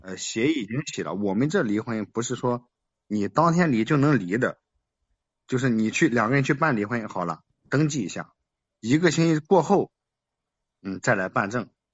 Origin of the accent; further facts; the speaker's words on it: Henan, China; 我是河南的